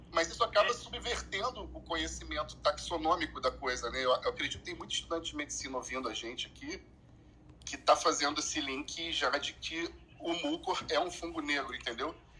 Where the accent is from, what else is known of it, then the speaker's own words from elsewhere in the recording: Recife, Pernambuco, Brazil; Eu sou de Recife também